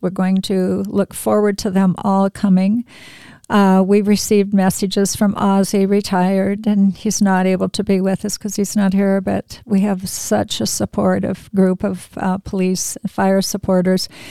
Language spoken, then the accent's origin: English; Spokane, Washington, United States; I grew up in Spokane